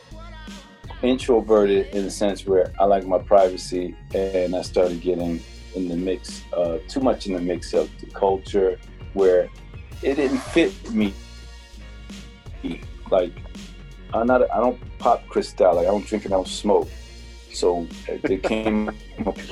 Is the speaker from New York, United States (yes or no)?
no; Newark, New Jersey, United States; I'm from Newark